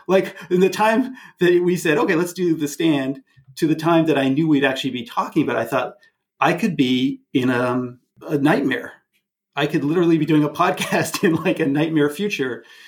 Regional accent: Canada; not just as a Canadian, but as also a, an American citizen

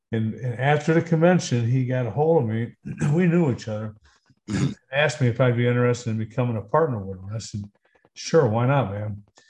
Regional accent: Detroit, Michigan, United States; also born or lived in Georgia, United States / Texas, United States; I was born in Georgia. I was there until I was 6 years old. And my dad moved us up to Detroit. So most of my life's been in Detroit. I've lived in Texas, still have property in Texas, but, no, growing up was basically done right in Detroit.

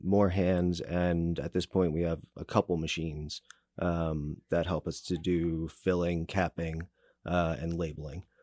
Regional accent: New Jersey, United States; now in Kansas City, United States; I grew up in New Jersey, and that's why sometimes it sounds like I, got, I talk with peanut butter in my mouth

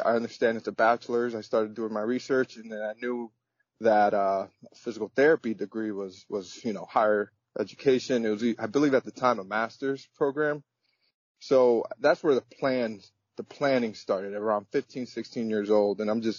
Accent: United States; As much as I am American, I am also my mother's culture, and my father's culture, which is Dominican.

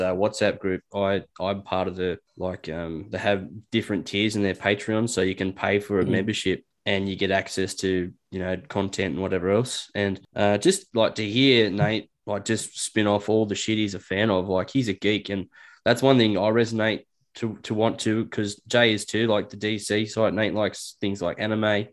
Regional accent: Newcastle, New South Wales, Australia; also born or lived in Dubbo; I grew up in Western Newcastle

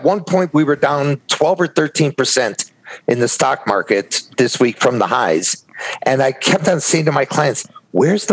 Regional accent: Chicago, Illinois, United States; I grew up in Chicago

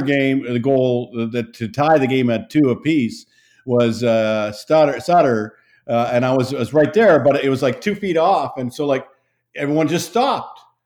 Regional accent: Saskatchewan, Canada; moved away; I grew up in Saskatchewan in Canada

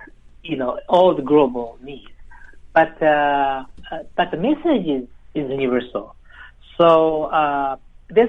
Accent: New York, United States; moved away as an adult; now in Los Angeles, United States; I grew up in New York, so I'm more of a East Coast type of way of thinking person

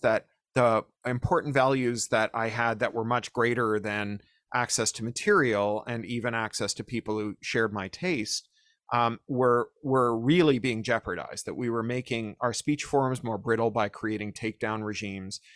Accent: Toronto, Ontario, Canada; when we were teenagers growing up in Toronto

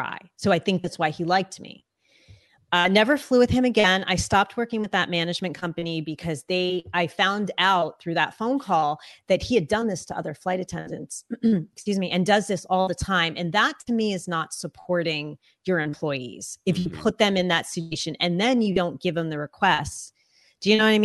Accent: United States; first language English; I'm American. English is my first language

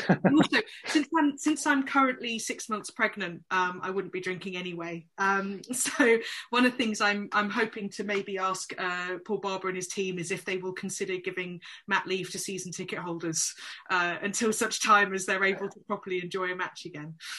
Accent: London, United Kingdom; I come from London, um, and I actually I actually live um, not far from Selhurst Park

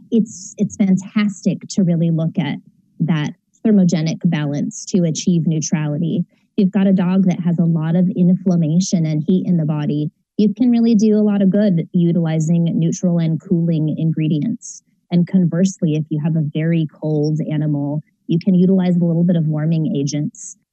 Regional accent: San Diego, California, United States; now in Orange County, United States; I'm in Orange County now, but from San Diego

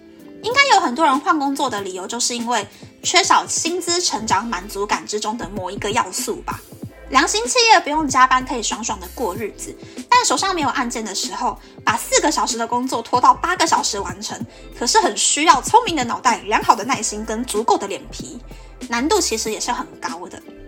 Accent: Taiwan; 身为台湾人，我真的觉得我好幸福哟。

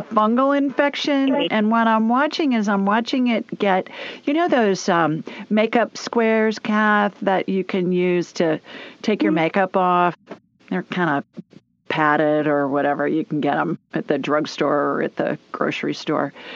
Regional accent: Columbus, Ohio, United States; now in Birmingham, United States; I grew up in Columbus

